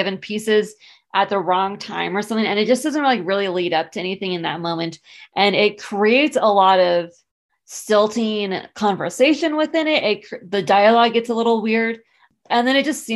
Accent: San Diego, California, United States; I grew up in San Diego.

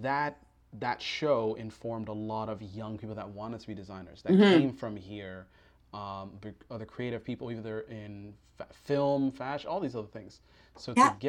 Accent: Toronto, Ontario, Canada; it's my hometown

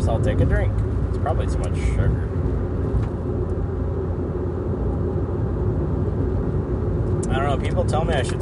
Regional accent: Portland, Oregon, United States; back in Portland

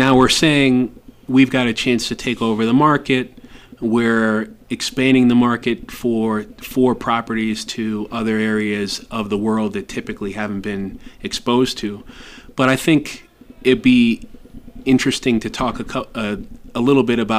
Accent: United States; moved away as an adult; now in Ecuador; we are from the United States and are English speakers

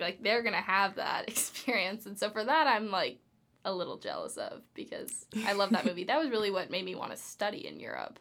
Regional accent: Los Angeles, California, United States; I'm from Los Angeles

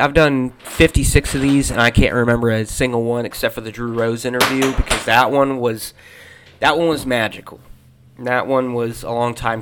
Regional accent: Springfield, United States; moved away; my hometown of Springfield

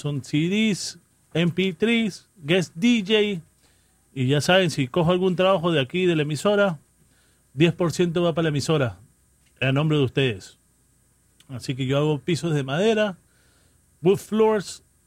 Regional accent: New York City, New York, United States; la gente de Jackson Heights, Corona, Queens. Ahí crecí yo

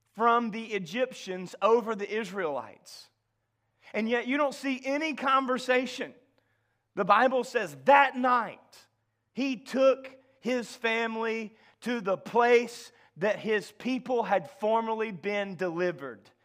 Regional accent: the South, United States; as a Southerner

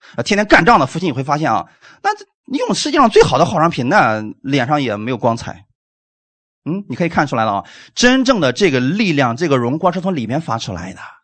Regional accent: China; 我们中国人太精明了

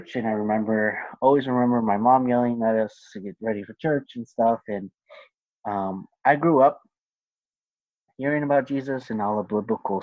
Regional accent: Mattawa, Washington, United States; now in Kennewick, United States; I grew up in Mattawa, Washington.

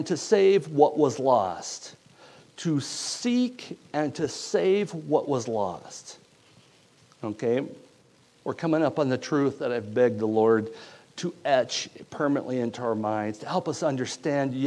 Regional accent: United States; I'm from Stevens County

